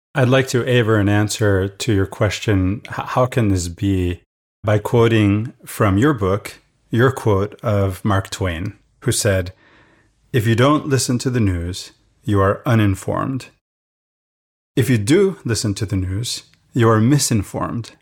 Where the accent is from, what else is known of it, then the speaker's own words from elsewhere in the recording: Venezuela; now in United States; the mess that Venezuela is today, the country where I grew up.